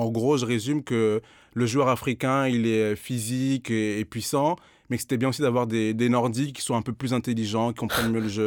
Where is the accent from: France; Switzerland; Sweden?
France; Mayotte; moi, donc, je dis je suis de Mayotte, mais je suis aussi d'origine comorienne.